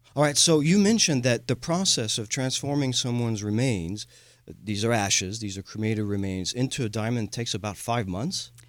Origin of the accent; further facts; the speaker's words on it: France; moved away as an adult; now in Houston, United States; I am a Texan from France, a proud Houstonian. Uh, I moved here when I was a young man.